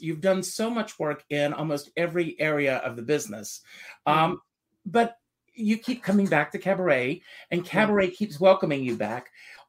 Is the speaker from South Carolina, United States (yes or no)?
yes; South Carolina, United States; moved away; also born or lived in New York; Because my parents, very old fashioned in South Carolina